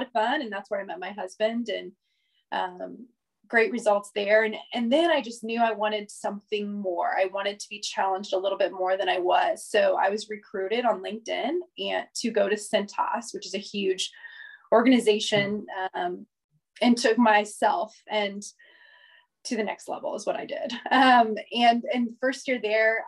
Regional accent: Indianapolis, Indiana, United States; I am born and raised in Indianapolis, Indiana, to an amazing, wonderful, loving family

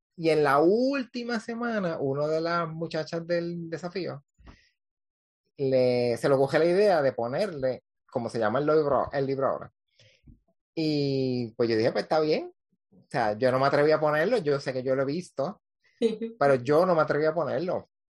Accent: Cabo Rojo, Puerto Rico; now in Isabela, Puerto Rico; Yo soy de, natural de Cabo Rojo, vivo en Isabela.

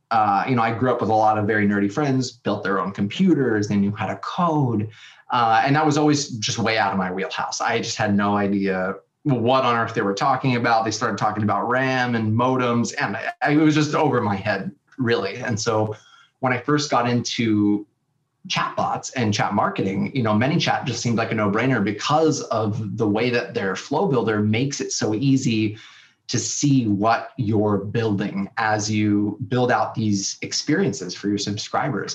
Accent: San Diego, California, United States; also born or lived in Austin, Texas; packed up my bags from Austin, Texas, and moved back to my hometown of San Diego, California

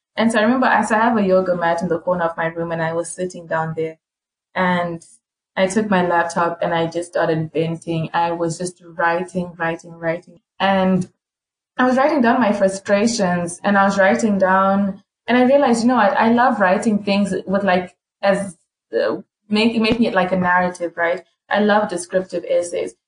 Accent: Harare, Zimbabwe; moved away as an adult; now in Louisiana, United States; I'm also from Zim, from Harare, came here to the States.

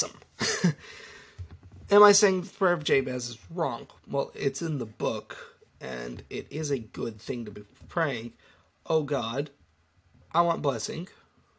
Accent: United States; it's kind of all in my home country's DNA, prayer, all over the place

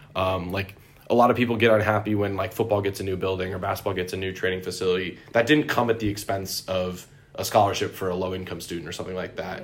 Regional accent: Syracuse, New York, United States; I'm from Syracuse, New York

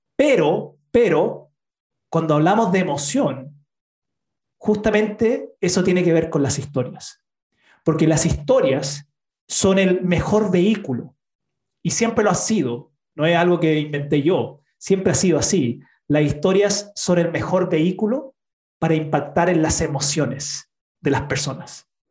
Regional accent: Utah, United States; now in Chile; Nací en Chile, pero mi familia se fue a los Estados Unidos, a Utah

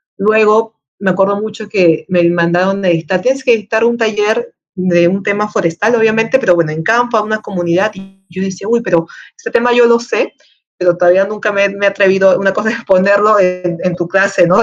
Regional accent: Peru; La Molina de Lima, Perú, ¿no? Mi país natal.

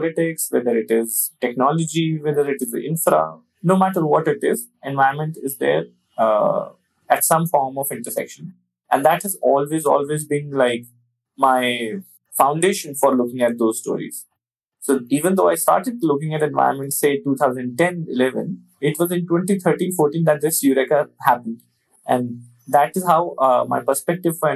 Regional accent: Delhi, India; I was born in Delhi and all my studies, everything happened in Delhi, including my school, college, everything.

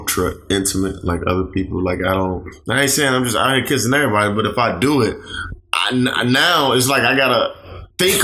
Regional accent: Chicago, Illinois, United States; moved away

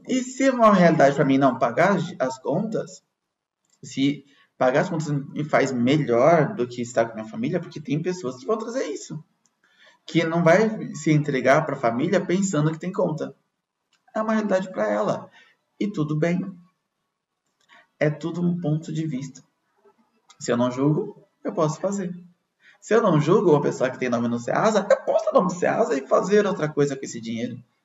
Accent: Brazil; nós que somos brasileiros

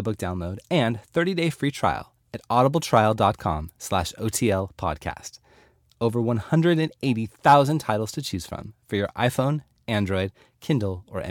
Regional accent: Southern California, United States; I was born and raised in Southern California, and I actually have no desire to live anywhere else

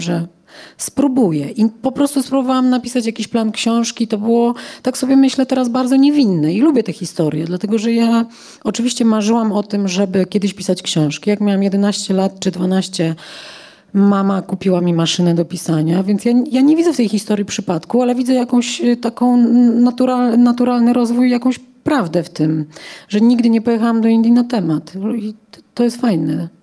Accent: Poland; jestem stąd

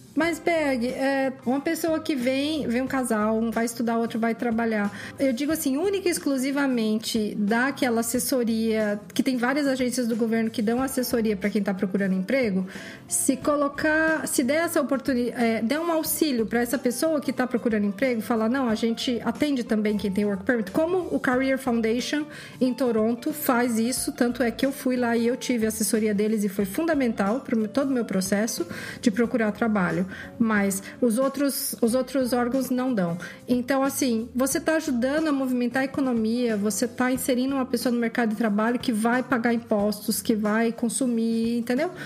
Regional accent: Brazil; moved away as an adult; now in Canada; Eu sou brasileira, mas é minha meus avós do lado da mãe eram italianos, do outro lado eram portugueses

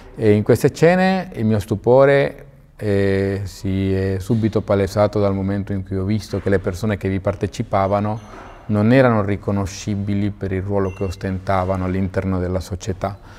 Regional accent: Venezuela; moved away as an adult; now in Modena, Italy; sono nato in Venezuela, i miei erano emigrati verso il Venezuela Mm, sono nato e cresciuto lì

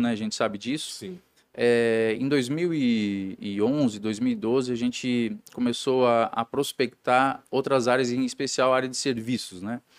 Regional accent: Jaraguá do Sul, Santa Catarina, Brazil; born there; sou, sou nascido em Jaraguá do Sul, de uma família é, de industriários, né?

